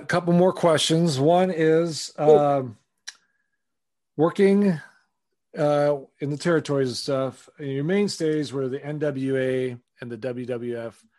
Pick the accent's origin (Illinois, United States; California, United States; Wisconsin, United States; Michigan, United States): Wisconsin, United States; I'm from Wisconsin originally, so I grew up there in the '80s